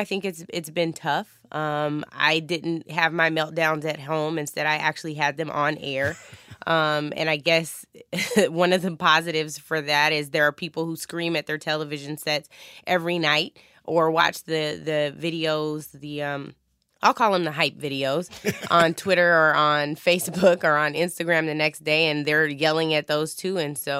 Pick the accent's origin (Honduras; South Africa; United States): United States; Washington; I have it on right now that says 206. That is the wonderful area code for my hometown, and I feel so, so blessed to have been to have grown up there